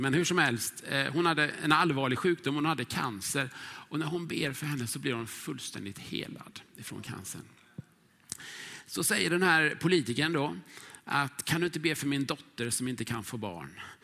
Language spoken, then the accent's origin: Swedish; Huskvarna, Jönköping County, Sweden; moved away as an adult; now in Stockholm, Sweden; växte jag upp i Huskvarna